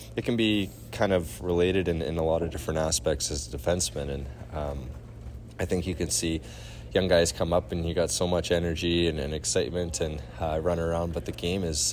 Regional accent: near Langley, British Columbia, Canada; Trinity Western in Langley, uh, which is right by my hometown

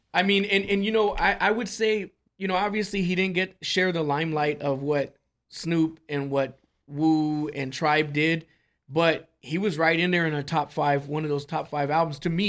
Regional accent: California, United States; moved away; I was born in Cali, man, and I you know I have a lot of family out there

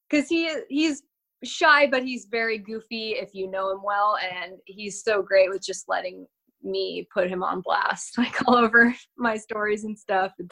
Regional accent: Northern California, United States; also born or lived in San Diego; now in Huntington Beach, United States; I grew up in California, in Northern California, actually, um, where we are now at my at my dad's house, and I lived up here until I was 18

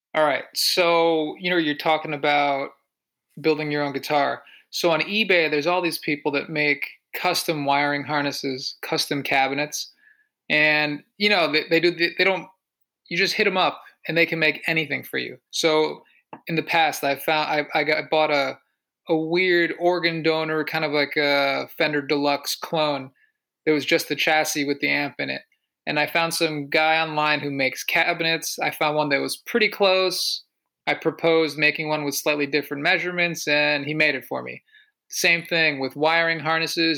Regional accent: Connecticut, United States; I'm from Connecticut

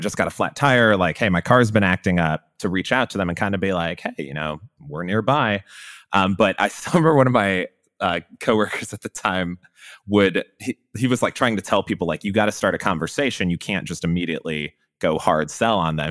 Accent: Chicago, Illinois, United States; now in Austin, United States; I grew up in Chicago, so I was a big Bulls fan

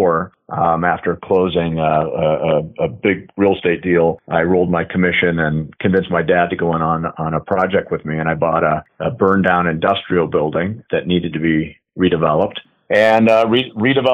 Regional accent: Southern California, United States; as a kid growing up in Southern California

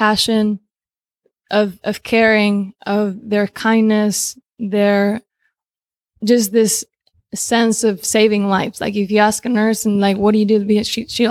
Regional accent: Spain; moved away as an adult; also born or lived in Romania / Argentina; now in United States; I was born in Romania. I grew up in Spain since I was 3, 4. Just turned 4, and then I lived in Argentina for about a year or so, and then I moved to the U.S.

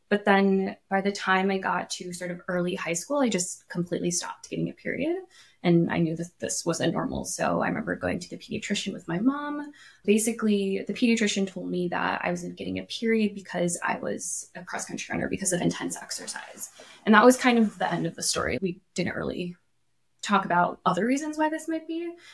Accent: Illinois, United States; also born or lived in Japan; Before this, I grew up partially in Illinois, partially in Japan.

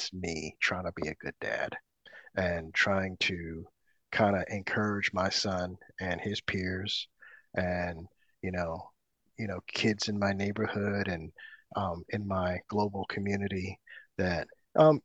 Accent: Oakland, California, United States; moved away as an adult; also born or lived in Tokyo, Japan; now in Los Angeles, United States; I grew up in Oakland, California, in the 80s, I lived there probably until what, my early 30s

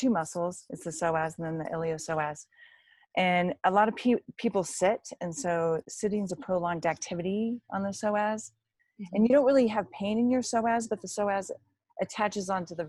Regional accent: Tahoe City, California, United States; moved away as an adult; also born or lived in Davis, California / Los Angeles, California; I'm actually from Tahoe City

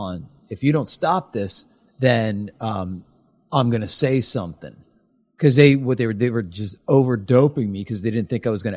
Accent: Marlton, New Jersey, United States; born or raised there; also born or lived in Trenton, New Jersey

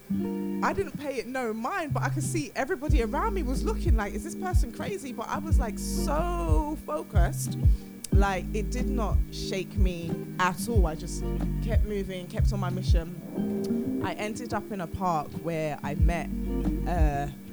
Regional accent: United Kingdom; moved away as an adult; also born or lived in New York; being British

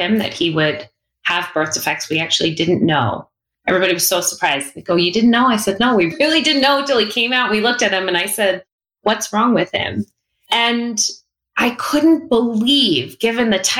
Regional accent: South Shore, Long Island, New York, United States; I'm from Long Island. And I knew people who were in the city, family members. You know, I grew up on the South Shore

